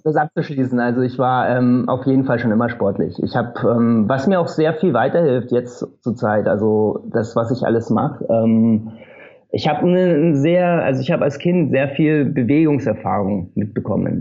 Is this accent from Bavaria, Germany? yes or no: yes; Oberammergau, Bavaria, Germany; moved away as an adult; also born or lived in Munich; now in Berlin, Germany; Ich komme sonst aus Bayern, bin jetzt seit drei Jahren, guten drei Jahren, lebe ich in Berlin. Bin ähm, aus Oberammergau ursprünglich